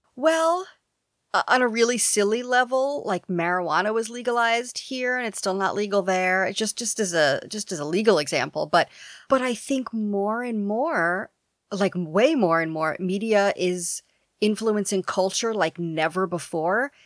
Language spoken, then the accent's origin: English; New York City, New York, United States; I grew up in Queens my whole life, like born and raised.